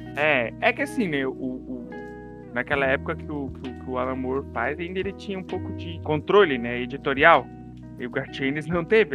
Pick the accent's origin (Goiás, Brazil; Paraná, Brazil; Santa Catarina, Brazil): Santa Catarina, Brazil; moved away; also born or lived in Belo Horizonte